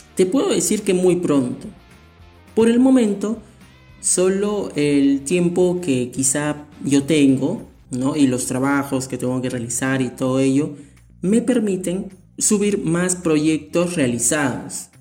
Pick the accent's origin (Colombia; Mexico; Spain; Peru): Peru; mi país, Perú